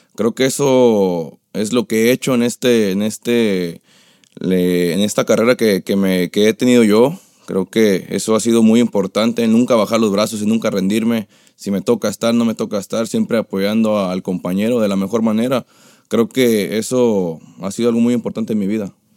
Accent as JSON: {"language": "Spanish", "region": "Jalisco", "country": "Mexico", "also_born_or_lived": "Tepic", "moved": "yes", "said": "cuando llegué yo de Tepic, bueno, de, de allá de Jalisco donde soy"}